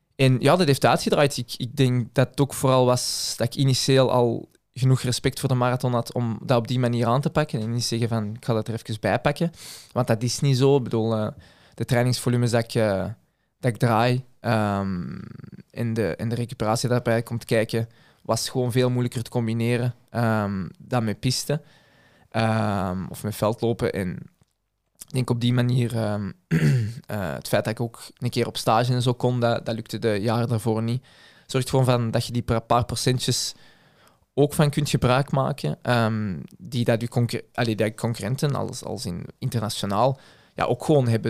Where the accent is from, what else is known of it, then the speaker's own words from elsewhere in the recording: Belgium; als Belg